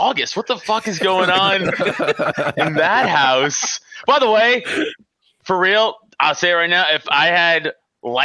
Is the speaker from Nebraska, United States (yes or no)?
no; New York City, New York, United States; moved away as an adult; now in Pennsylvania, United States; I live in PA now, but you know, I'm from Staten Island.